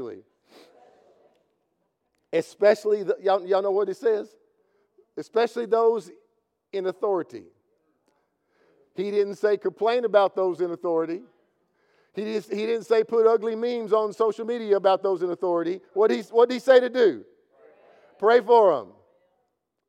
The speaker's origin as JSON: {"language": "English", "region": "Kentucky", "country": "United States", "said": "I'm from Kentucky"}